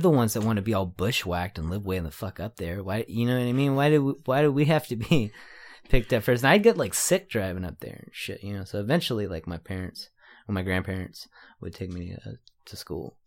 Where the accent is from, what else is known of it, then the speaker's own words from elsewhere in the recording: San Jose, California, United States; I'm from San Jose, but I wouldn't consider myself a San Jose artist.